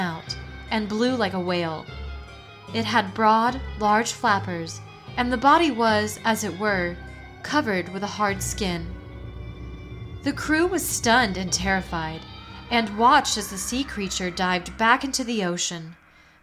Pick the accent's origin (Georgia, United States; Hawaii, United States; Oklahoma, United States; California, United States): Oklahoma, United States; my home state, Oklahoma.